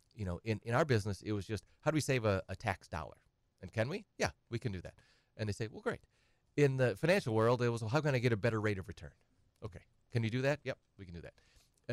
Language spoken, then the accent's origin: English; Edgar, Wisconsin, United States; also born or lived in Madison / Twin Cities; now in Wausau, United States; I'm from Edgar originally